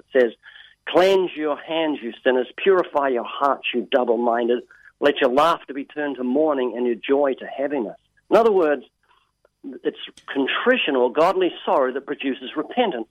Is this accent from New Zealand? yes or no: yes; New Zealand; moved away as an adult; now in United States; I'm originally from New Zealand, as you mentioned. I have a slight accent in New Zealand.